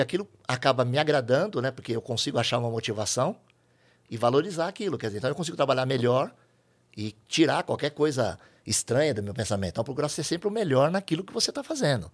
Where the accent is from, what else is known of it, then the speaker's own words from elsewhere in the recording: São Paulo, Brazil; Eu sou de São Paulo, capital